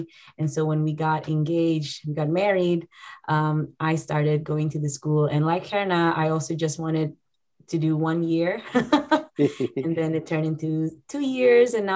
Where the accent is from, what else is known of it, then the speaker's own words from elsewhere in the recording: Indonesia; moved away as an adult; now in Redding, United States; I'm from Indonesia